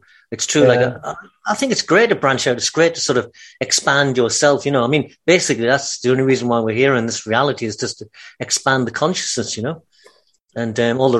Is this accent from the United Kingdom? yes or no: yes; Newcastle upon Tyne, North East England, United Kingdom; But I come from Newcastle. You'll never learn me language, man. That's my language.